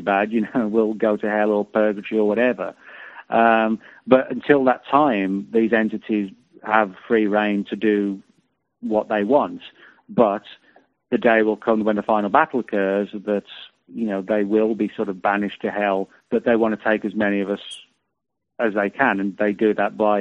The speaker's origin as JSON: {"language": "English", "country": "United Kingdom", "moved": "yes", "lives_now": "United States", "said": "I'm from Britain"}